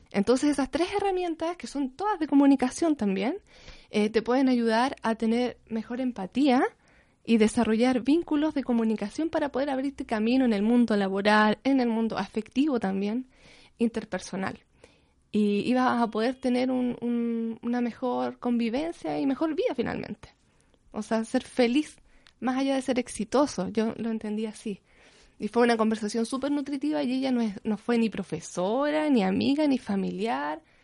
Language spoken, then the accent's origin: Spanish; Hualpén, Biobío, Chile; also born or lived in Concepción; yo em, soy de Concepción. Desde chiquitita viví en Hualpencillo, lo que ahora se llama Hualpen